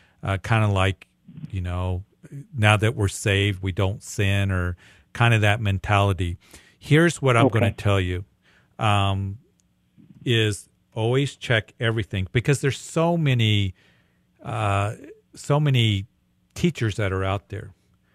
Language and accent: English; Midwest, United States; I'm from the Midwest, meat and potatoes.